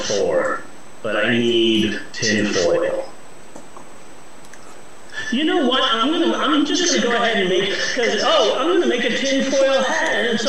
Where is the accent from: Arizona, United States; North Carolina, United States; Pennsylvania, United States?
Arizona, United States; Phoenix; I'm fine with the scaled lizard skin because, you know, I'm from Phoenix and having lizard scales in 115-degree heat, that's only a positive.